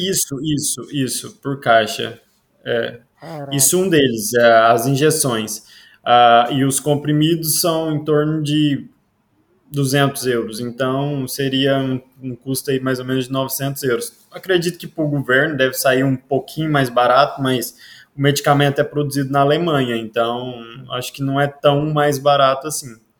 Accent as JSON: {"language": "Portuguese", "town": "Iporá", "region": "Goiás", "country": "Brazil", "moved": "as an adult", "lives_now": "Portugal", "said": "Eu vim do Goiás, de uma cidade que se chama Iporá, uma cidadezinha pequena do Goiás, lá do interiorzinho."}